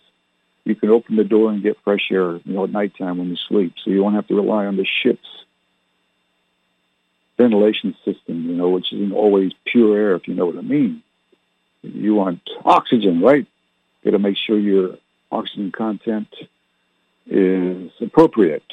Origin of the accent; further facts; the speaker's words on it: Canada; My parents were English, but I didn't learn to speak like they did because I was born in Canada